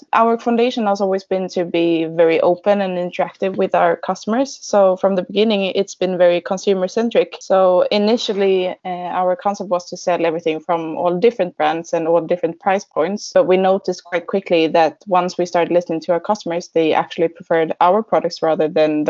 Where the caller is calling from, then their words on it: Gothenburg, Västra Götaland, Sweden; I'm joining from Gothenburg, where we have our headquarters.